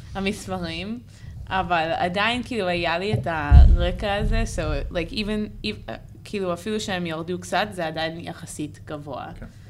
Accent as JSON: {"language": "Hebrew", "town": "Santa Cruz", "region": "California", "country": "United States", "second_language": "Hebrew", "moved": "as an adult", "lives_now": "Israel", "said": "לא גדלתי פה אז"}